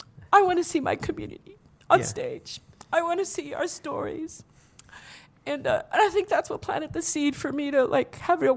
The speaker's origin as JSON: {"language": "English", "town": "Los Angeles", "region": "California", "country": "United States", "tie": "born or raised there", "said": "I grew up in Boyle Heights"}